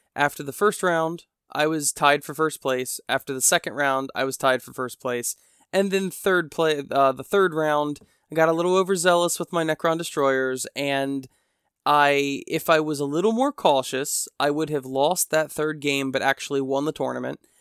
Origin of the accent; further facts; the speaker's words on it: United States; I'm an American, and we Americanize everything